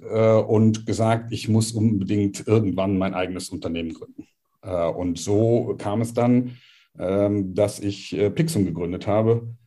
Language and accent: German; Cologne, North Rhine-Westphalia, Germany; Also als erstes mal … äh, bin eine Kölsche Jung, äh, mag man vom Namen nicht so glauben, äh, aber tatsächlich in Köln geboren, äh, ist schon eine Weile her, 63er Baujahr